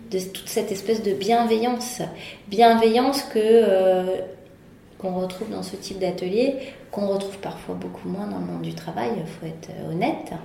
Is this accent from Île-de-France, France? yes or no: yes; Paris, Île-de-France, France; de naissance, j'ai toujours grandi à Paris